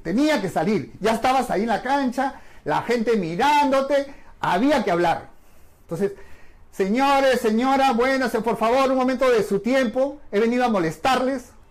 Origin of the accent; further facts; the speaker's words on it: Lima, Peru; los que somos de acá de Perú, Lima